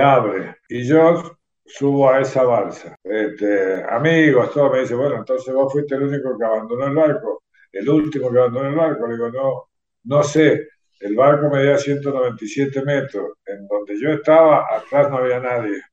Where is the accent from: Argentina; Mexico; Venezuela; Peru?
Argentina; Mendoza; also born or lived in Caucete, San Juan, Argentina; nací en Caucete, San Juan, en 1959 a los ocho años de estar viviendo en Caucete, eh, toda la familia se trasladó a Mendoza y bueno, desde esa fecha, bueno, sigo en Mendoza, soy un mendocino por adopción